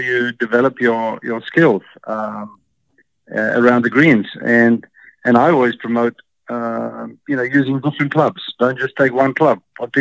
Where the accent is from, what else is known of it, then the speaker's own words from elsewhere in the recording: Cape Town, Western Cape, South Africa; I grew up in Cape Town, and it's like San Francisco.